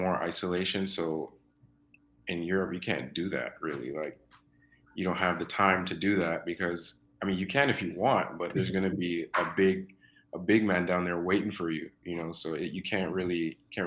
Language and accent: English; Toronto, Ontario, Canada; also born or lived in Mississauga; I'm from Scarborough. I'm from Scarborough. And growing up in Scarborough was cool